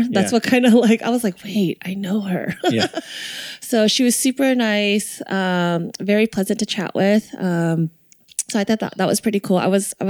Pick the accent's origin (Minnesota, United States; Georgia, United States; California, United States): California, United States; Torrance; wait, you're from Torrance. This is my hometown.